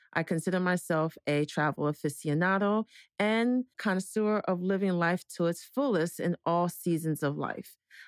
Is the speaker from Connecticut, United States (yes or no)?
no; New York City, New York, United States; also born or lived in Ghana; I was born in Ghana and raised in New York as well.